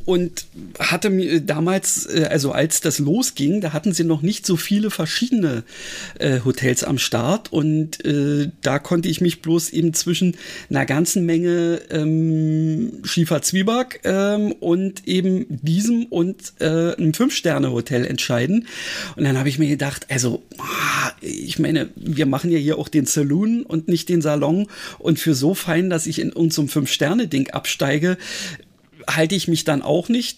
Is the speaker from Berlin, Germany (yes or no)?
yes; Berlin, Germany; als Berliner, der ja nun, sagen wir mal, äh, so Großstadt mit entsprechendem Verkehr gewöhnt ist